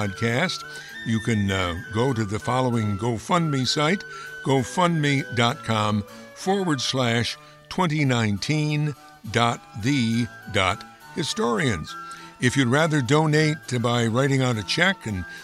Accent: Amsterdam, New York, United States; that's Amsterdam, New York, my hometown

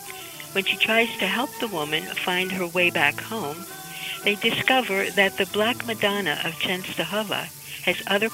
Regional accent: Amsterdam, New York, United States; moved away; also born or lived in Pennsylvania; My first book was a memoir about growing up in Amsterdam called Off Kilter.

